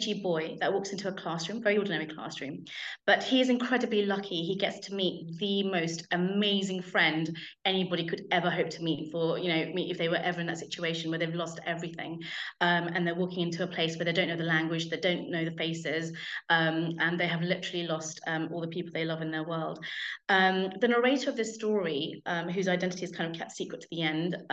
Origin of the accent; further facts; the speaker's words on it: United Kingdom; I'm British